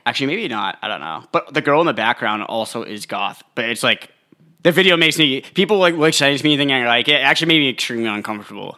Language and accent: English; New Hampshire, United States; I'm from New Hampshire.